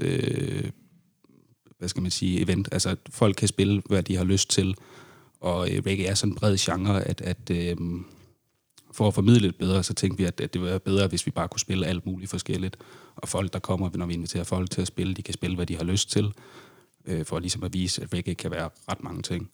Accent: Odense, Southern Denmark, Denmark; jeg er også øh, født og opvokset i Odense

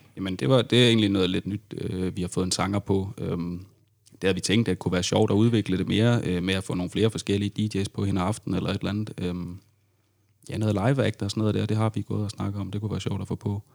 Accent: Odense, Southern Denmark, Denmark; jeg er også øh, født og opvokset i Odense

